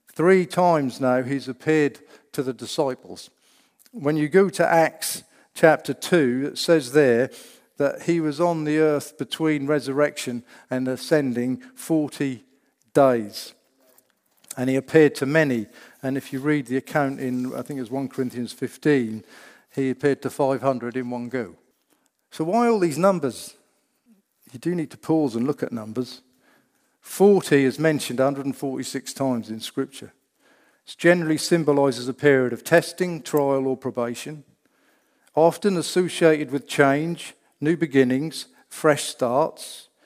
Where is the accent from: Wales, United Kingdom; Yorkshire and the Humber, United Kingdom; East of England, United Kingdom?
East of England, United Kingdom; Norfolk; I'm from Norfolk, yeah, that's in England